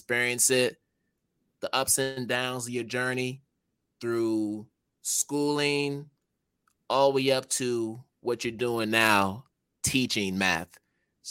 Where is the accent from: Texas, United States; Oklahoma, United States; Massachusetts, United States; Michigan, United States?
Massachusetts, United States; Springfield; also born or lived in Boston; I was born in Springfield, Mass